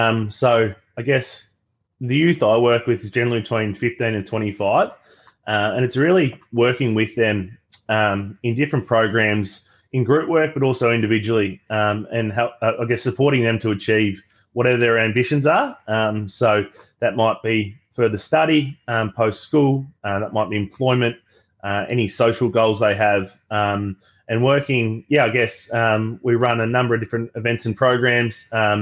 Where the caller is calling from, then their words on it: Melbourne, Victoria, Australia; I use the pronouns he, him, and I'm calling today from Melbourne on Wurundjeri land of the Kulin Nations.